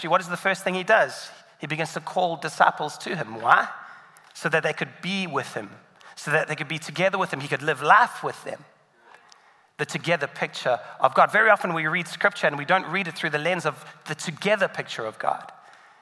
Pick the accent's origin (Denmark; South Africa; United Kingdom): South Africa; moved away; in South Africa, where I'm from